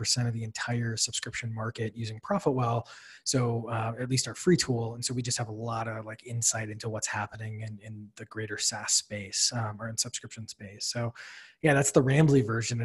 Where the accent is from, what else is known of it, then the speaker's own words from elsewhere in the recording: Wisconsin, United States; moved away as an adult; also born or lived in Illinois / Washington, D.C.; now in Boston, United States; I grew up in Wisconsin, in a town with more cows than people